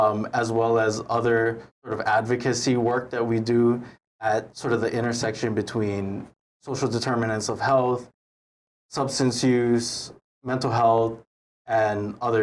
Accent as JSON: {"language": "English", "town": "Waianae", "region": "Hawaii", "country": "United States", "tie": "born or raised there", "also_born_or_lived": "Israel", "said": "I was born and raised here in Hawaii. I grew up out in Waianae on Oahu. And I spent pretty much all my life here."}